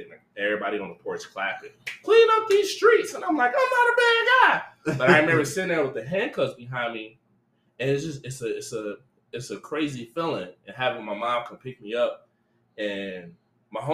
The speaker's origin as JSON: {"language": "English", "town": "Detroit", "region": "Michigan", "country": "United States", "also_born_or_lived": "San Diego", "said": "So I'm from Linwood. So I'm from 6 Mile in Detroit."}